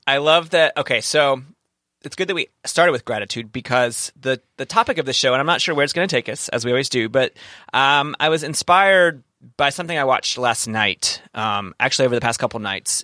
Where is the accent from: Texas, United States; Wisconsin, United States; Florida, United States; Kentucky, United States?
Kentucky, United States; now in San Diego, United States; I'm from, I'm from the South, from the, the, the place in Kentucky